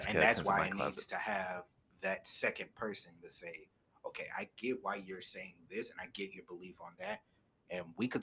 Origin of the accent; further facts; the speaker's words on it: United States; as Americans, as people of this country